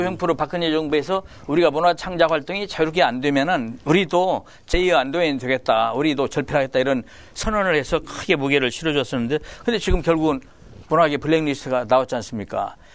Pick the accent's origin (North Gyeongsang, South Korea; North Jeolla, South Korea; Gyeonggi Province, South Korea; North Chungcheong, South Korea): North Jeolla, South Korea; Iksan; moved away as an adult; also born or lived in Seoul; now in Anyang, South Korea; 이리시라고 했죠. 예, 거기서 나가지고 저남성고등학교를 졸업을 했어요